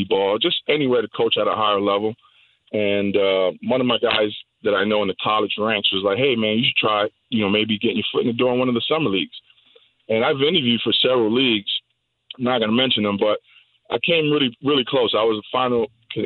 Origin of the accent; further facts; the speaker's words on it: New York, United States; moved away as an adult; now in Florida, United States; I actually grew up and born and raised in New York